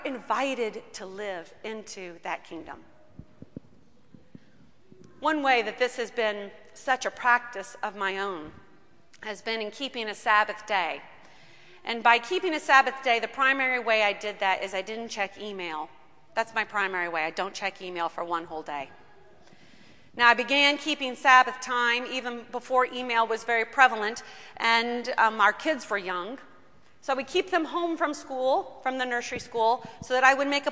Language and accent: English; United States; as American people